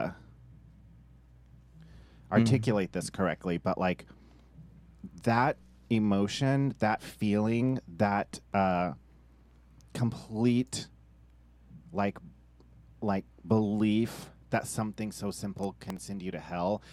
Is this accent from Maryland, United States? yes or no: no; Humboldt County, California, United States; I grew up here in Humboldt County